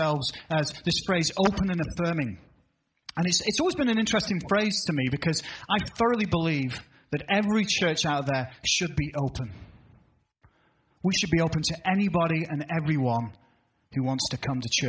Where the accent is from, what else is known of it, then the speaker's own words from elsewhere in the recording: United Kingdom; now in United States; as a Brit